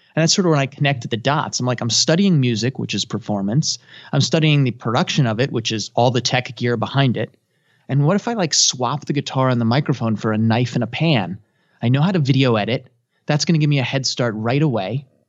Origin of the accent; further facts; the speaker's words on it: United States; I'm a third generation, so I guess I would say I'm American